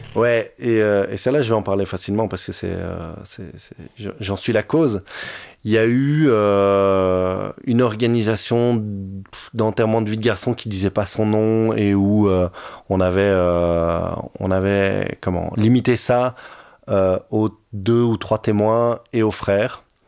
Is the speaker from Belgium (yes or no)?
yes; Brussels, Brussels-Capital Region, Belgium; comme je suis bruxellois, j'ai peut-être utilisé quelquefois des, des petits belgicismes